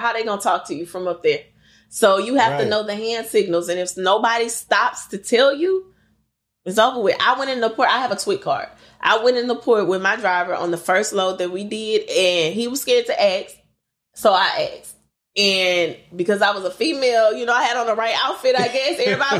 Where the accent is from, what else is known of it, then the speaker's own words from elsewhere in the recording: Lake Charles, Louisiana, United States; And then my consistent run is to my hometown, Lake Charles, Louisiana.